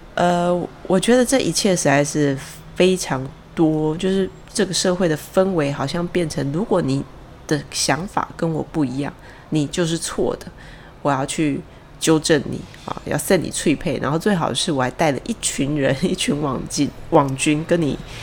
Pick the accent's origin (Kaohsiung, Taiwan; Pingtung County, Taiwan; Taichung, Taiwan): Taichung, Taiwan; 像我是台中人